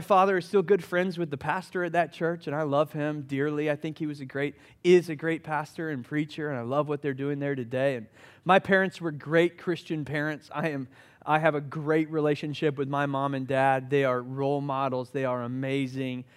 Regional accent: Summerville, South Carolina, United States; I grew up in Somerville, South Carolina, which is just outside of Charleston. I'm a Charleston boy.

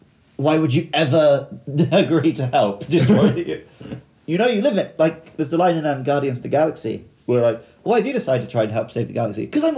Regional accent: United Kingdom; Despite being a Brit.

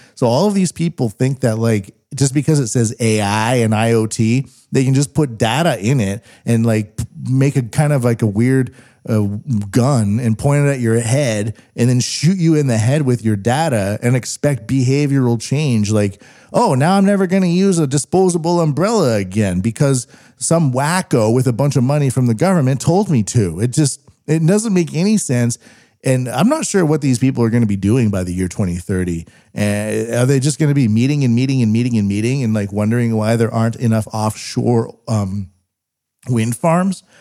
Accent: Western Canada, Canada; I'm Western Canadian

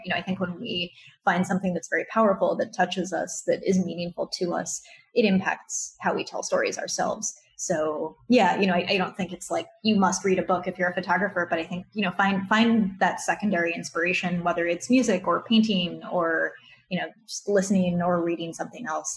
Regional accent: Maryland, United States; where I grew up in Maryland

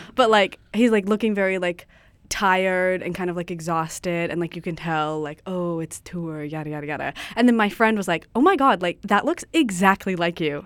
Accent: Ladysmith, British Columbia, Canada; I'm from Vancouver Island

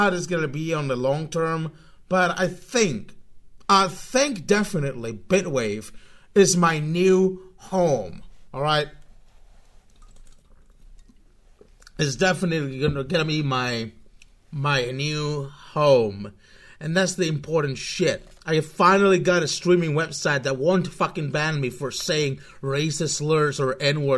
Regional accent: Spain; I'm from Spain, in case you're really uncomfortable with my kind of weird accent

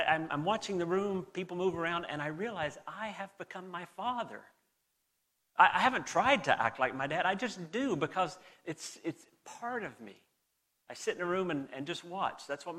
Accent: Southern United States, United States; accent: southern; with my mom here, I drift back into my southern accent. They've noticed it several times and they've mocked me repeatedly about my drawl coming back.

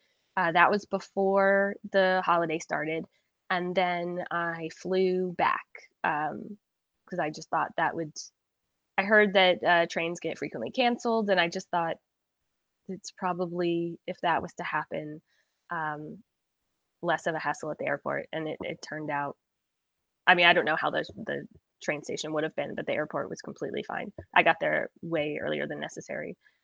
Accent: Scotland, United Kingdom; the same tourist sites that you and I came all the way from Scotland to see

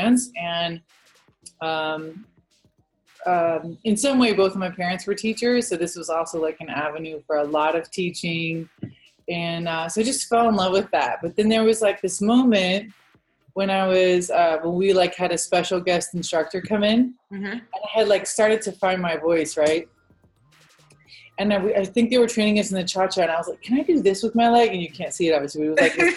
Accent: Virginia, United States; moved away as an adult; also born or lived in Phoenix / Los Angeles; I grew up in Virginia

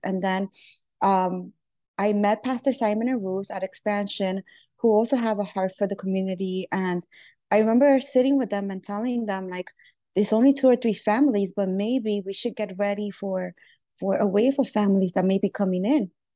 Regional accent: New York City, New York, United States; born or raised there; also born or lived in Lima, Peru

